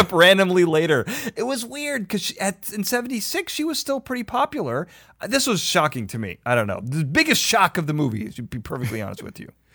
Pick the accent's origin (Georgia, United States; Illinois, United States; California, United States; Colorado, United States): Illinois, United States; Chicago; now in Los Angeles, United States; I'm from Chicago. We had the L, elevated trains.